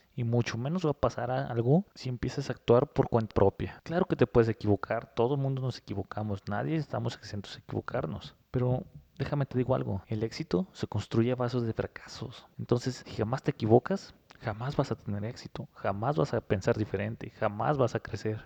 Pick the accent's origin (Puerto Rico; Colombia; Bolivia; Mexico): Mexico; somos nosotros los mexicanos